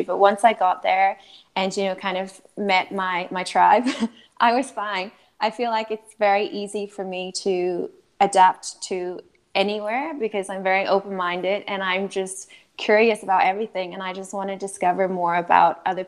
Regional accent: Northern Ireland, United Kingdom; moved away as an adult; also born or lived in France / Amsterdam; So I am originally from Northern Ireland. That's where I grew up

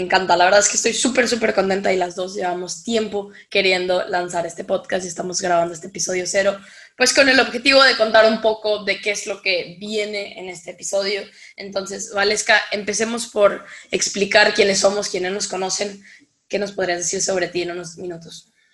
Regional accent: Mexico; soy de México

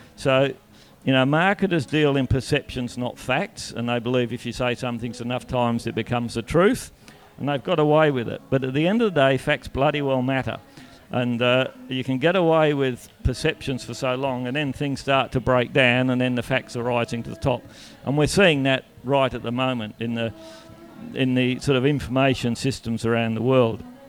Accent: Donnybrook, Western Australia, Australia; I grew up in Donnybrook

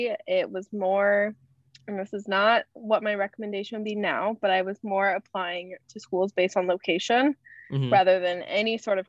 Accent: Kansas City, United States; moved away as an adult; also born or lived in Arkansas; now in Chicago, United States; I am originally from Kansas City, but I am going to school right now with Ruben up in Chicago. I did my undergrad in Arkansas

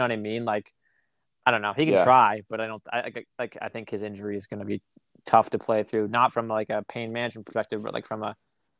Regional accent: Boston, Massachusetts, United States; moved away; I'm from Boston originally

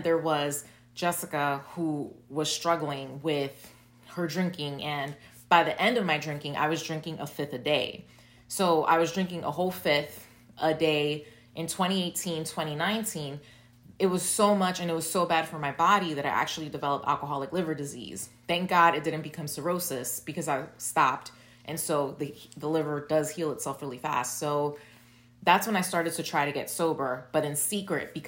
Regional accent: New York City, New York, United States; I was born and raised in Brooklyn

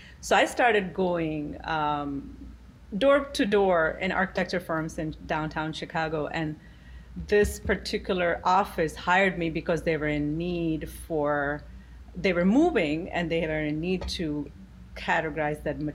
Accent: Gujarat, India; moved away as an adult; now in New York City, United States; my upbringing was in a state called Gujarat in India

